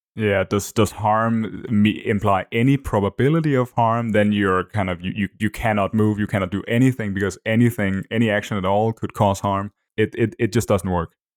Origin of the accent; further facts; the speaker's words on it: Denmark; first language Danish; English is a second language; my native language